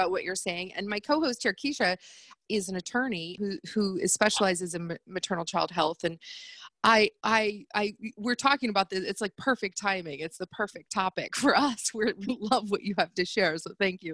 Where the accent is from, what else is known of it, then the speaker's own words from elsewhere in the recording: United States; moved away; I am American.